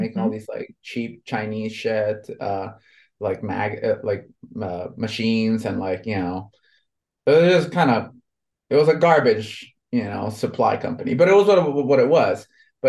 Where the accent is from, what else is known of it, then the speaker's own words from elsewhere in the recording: Honduras; I was born and raised in Honduras in Central America, right?